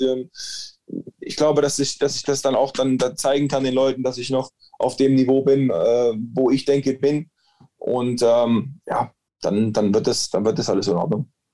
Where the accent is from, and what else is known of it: Germany